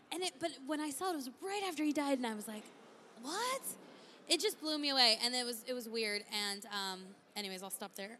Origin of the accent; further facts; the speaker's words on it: San Diego, California, United States; moved away as an adult; now in Arizona, United States; I'm from San Diego originally